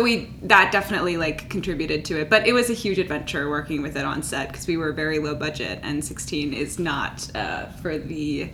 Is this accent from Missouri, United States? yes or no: no; Minnesota, United States; moved away as an adult; I moved to New York from Minnesota for school. So I was very aware of like the difference that it was like living in Minnesota and then immediately moving to New York City